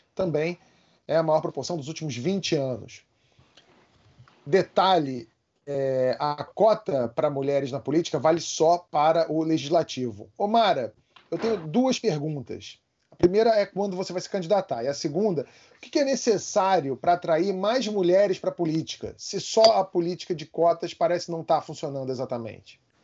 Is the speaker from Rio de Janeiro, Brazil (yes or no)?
yes; Rio de Janeiro, Brazil; Eu sou carioca